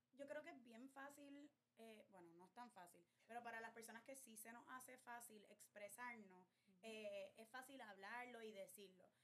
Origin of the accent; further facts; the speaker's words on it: Puerto Rico; veo como ciudadana y como puertorriqueña